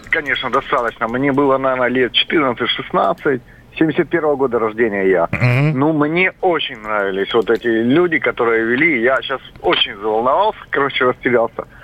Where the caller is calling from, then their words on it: Yaroslavl, Yaroslavl Oblast, Russia; я из Ярославля звоню.